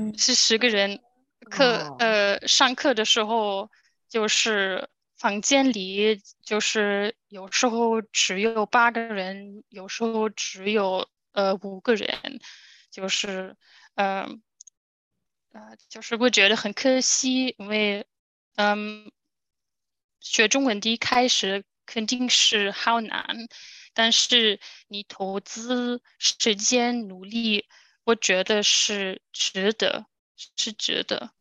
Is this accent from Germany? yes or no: yes; Germany; Chinese is a second language; also born or lived in Guangzhou, China; 我来自德国